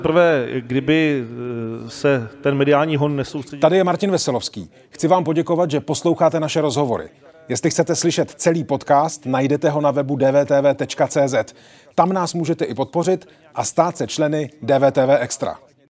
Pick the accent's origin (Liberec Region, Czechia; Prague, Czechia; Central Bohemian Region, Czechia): Central Bohemian Region, Czechia; Mladá Boleslav; Já jsem z Boleslavi